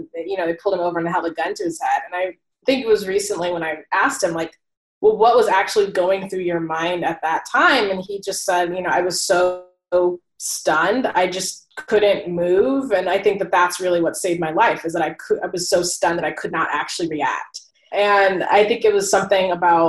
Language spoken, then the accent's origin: English; Oceanside, California, United States; moved away as an adult; also born or lived in Michigan; now in New York City, United States; I'm from Oceanside, California, which is in San Diego, and I'm now living in New York.